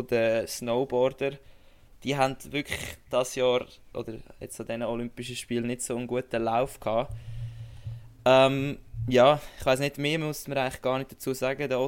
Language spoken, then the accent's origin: German; Switzerland; jetzt als Schweizer eben kannst du sagen, hey, eine gute Leistung